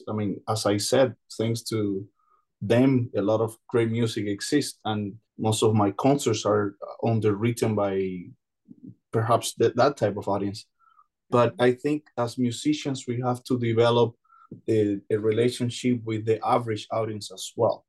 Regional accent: Cuba; born there; English is a second language; I was born in Cuba, yes.

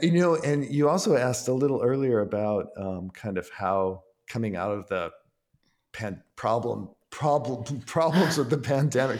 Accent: Ann Arbor, Michigan, United States; moved away as an adult; now in New York, United States; I grew up in Ann Arbor, Michigan.

